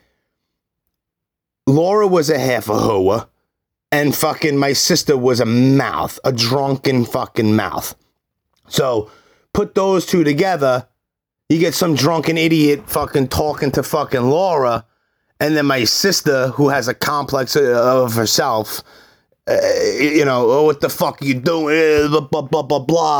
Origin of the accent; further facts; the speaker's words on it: New York City, New York, United States; I'm from Brooklyn.